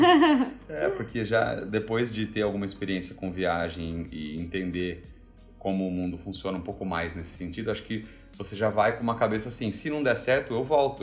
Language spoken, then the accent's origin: Portuguese; Brazil; also born or lived in Melbourne, Australia; now in Indonesia; a gente não saiu do Brasil